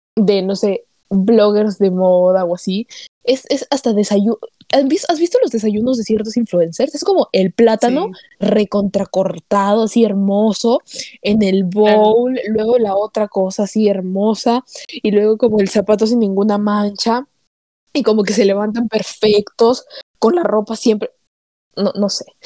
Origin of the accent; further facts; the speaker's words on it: Peru; moved away; I'm Peruvian no, o sea, porque soy peruvian